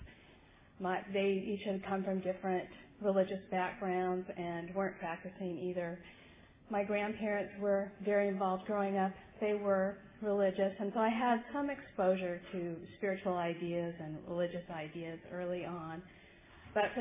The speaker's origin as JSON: {"language": "English", "town": "Hermosa Beach", "region": "California", "country": "United States", "tie": "born or raised there", "said": "I grew up in Southern California, right on the beach in Hermosa Beach"}